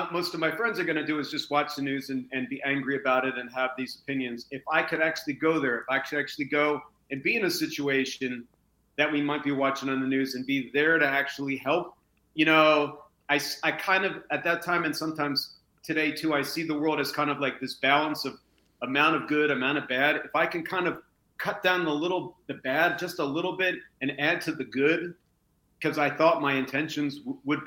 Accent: United States; moved away as an adult; also born or lived in Japan; as an American

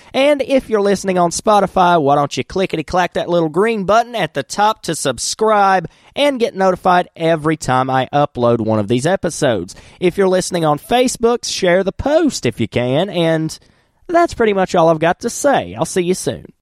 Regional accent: Wilkes County, North Carolina, United States; I'm from Wilkes County

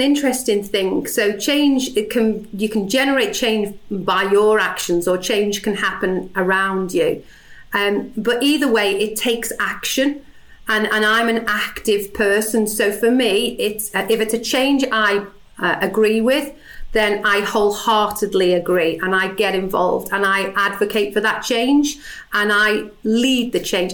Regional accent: Liverpool, North West England, United Kingdom; accent: Scouse

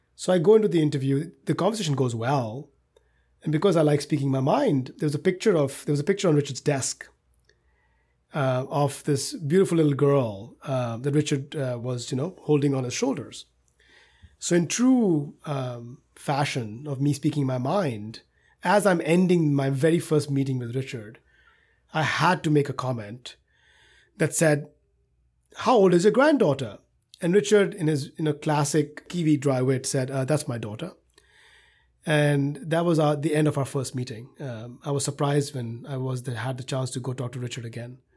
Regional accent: India; moved away as an adult; now in United States; growing up in India

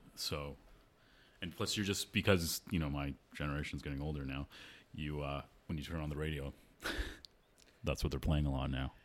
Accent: Toronto, Ontario, Canada; I grew up in Toronto

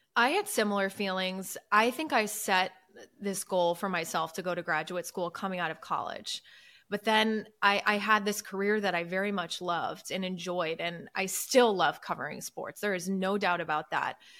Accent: Midwest, United States; moved away; also born or lived in New York; grew up in the Midwest, love the Midwest.

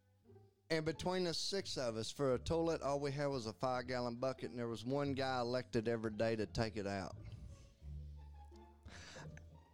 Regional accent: United States; I'm that American

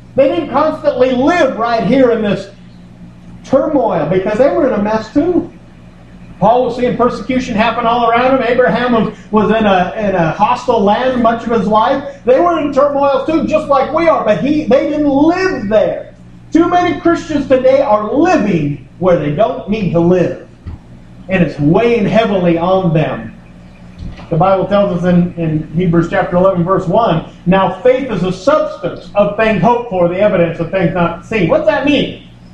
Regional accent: United States; I'm an American

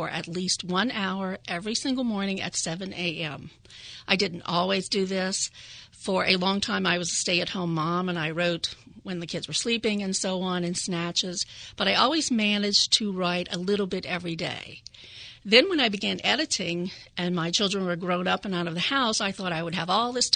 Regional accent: Louisiana, United States; now in Delaware, United States; I'm from Louisiana, and I come from a long line of oral storytellers, Cajuns, Acadians, Louisiana French. I grew up in a bilingual household.

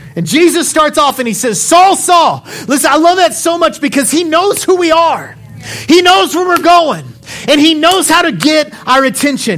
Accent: Odessa, Texas, United States; I'm from Odessa

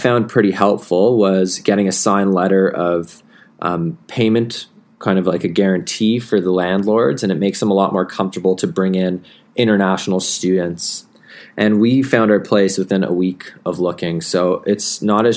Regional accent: Canada; moved away as an adult; now in Melbourne, Australia; as a Canadian international

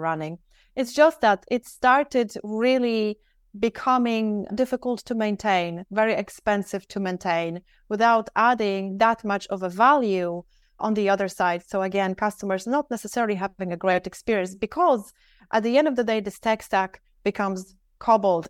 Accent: Poland; also born or lived in Dublin, Ireland; now in Singapore; I live in Singapore. However, I'm actually from Poland.

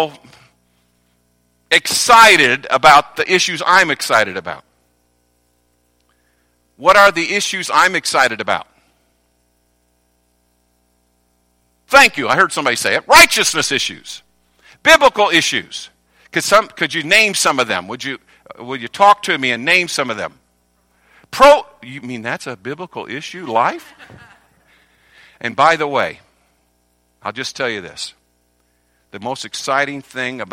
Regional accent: North Carolina, United States; I'm from North Carolina

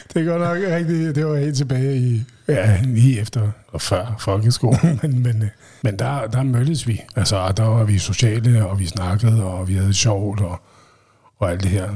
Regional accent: Vestegnen, Capital Region of Denmark, Denmark; Jeg kommer også fra Vestegnen

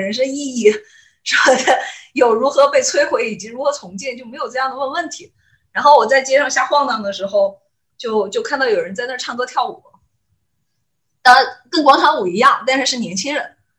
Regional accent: Mianyang, Sichuan, China; 因为我是绵阳人嘛

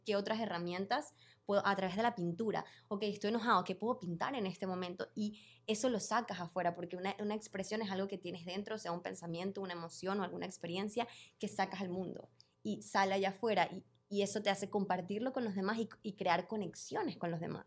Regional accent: Venezuela; moved away as an adult; also born or lived in Panama; Yo vivía en Panamá, en ese momento yo soy venezolana y me mudé de Venezuela a Panamá

